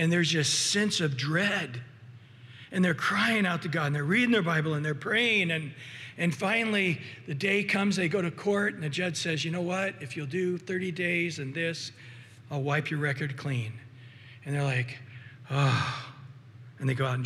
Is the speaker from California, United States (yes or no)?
yes; Central Valley, California, United States; I grew up with a lot of frogs in the valley, in the Central Valley where I grew up in California